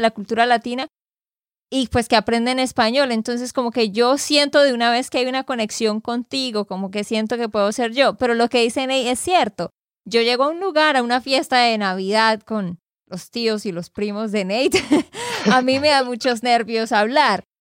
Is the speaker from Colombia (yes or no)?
yes; Santander, Colombia; de Santander, Colombia.